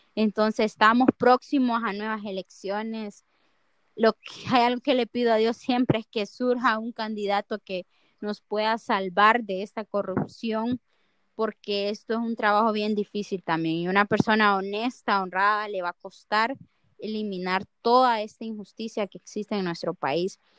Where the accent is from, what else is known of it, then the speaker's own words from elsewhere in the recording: Honduras; como hondureños, nos queda afrontar esto